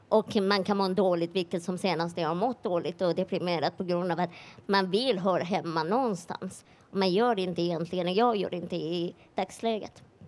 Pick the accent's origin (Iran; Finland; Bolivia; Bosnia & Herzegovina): Iran; now in Sweden; jag är iranier